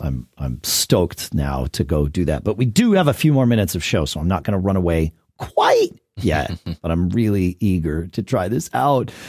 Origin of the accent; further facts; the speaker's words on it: New England, United States; moved away; also born or lived in Texas; growing up in New England